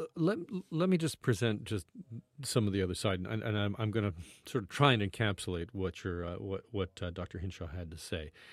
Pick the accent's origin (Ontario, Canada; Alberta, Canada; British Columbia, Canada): Ontario, Canada; Burlington; moved away as an adult; also born or lived in Vancouver, Canada / Edmonton, Canada; I grew up in Burlington